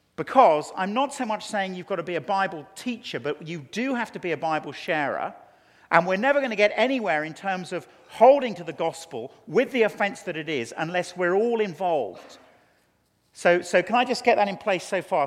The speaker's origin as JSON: {"language": "English", "region": "England", "country": "United Kingdom", "said": "as an Englishman"}